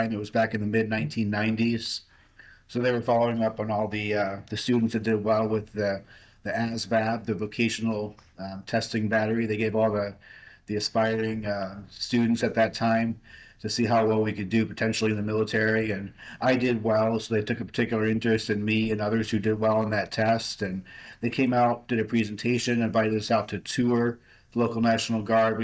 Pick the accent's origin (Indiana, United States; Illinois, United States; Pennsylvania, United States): Pennsylvania, United States; moved away as an adult; also born or lived in upstate New York / Arizona / Virginia; I grew up mostly in Pennsylvania